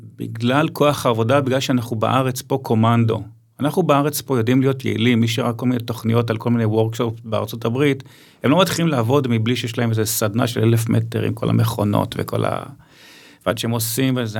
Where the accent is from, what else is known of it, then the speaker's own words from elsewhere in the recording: Ramat Gan, Tel Aviv District, Israel; אני מרמת גן